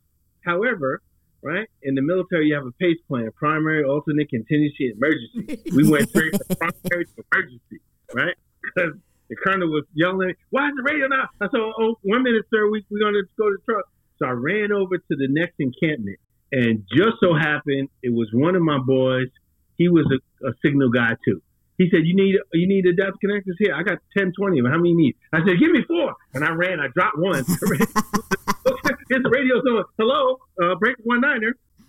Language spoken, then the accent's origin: English; New York, United States; I'm from New York.